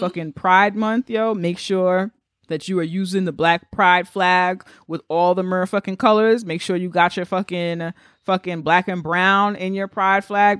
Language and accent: English; New York, United States; we're from New York